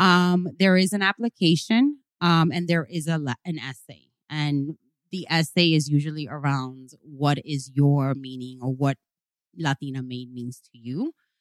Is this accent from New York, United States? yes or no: yes; New York, United States; So I'm from El Barrio. You know, my parents are Hispanic, Cubans, came immigrants from Cuba.